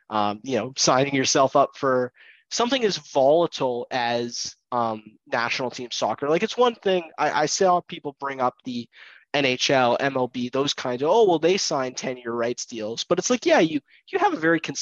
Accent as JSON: {"language": "English", "town": "Vancouver", "region": "British Columbia", "country": "Canada", "said": "as we're both from Vancouver"}